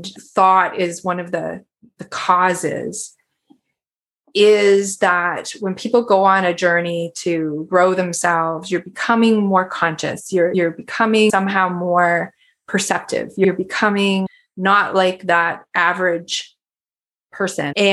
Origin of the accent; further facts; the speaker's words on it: Canada; I'm a Canadian